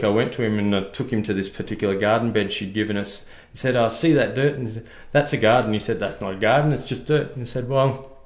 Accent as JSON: {"language": "English", "region": "Victoria", "country": "Australia", "moved": "yes", "lives_now": "Queensland, Australia", "said": "Originally from Victoria, so a bit like yourself, this isn't my natural home"}